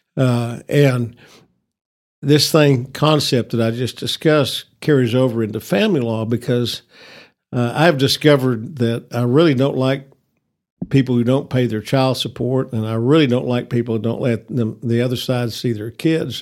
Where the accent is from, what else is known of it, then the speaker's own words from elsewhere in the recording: Amarillo, Texas, United States; I was born in Northwest Texas Hospital in nineteen forty-nine, so, uh, I have, uh, been a lifelong resident of this city